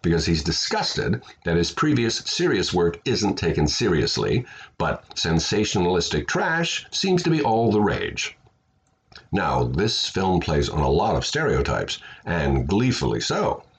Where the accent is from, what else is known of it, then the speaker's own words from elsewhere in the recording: Midwest, United States; I grew up in the Midwest in the 50s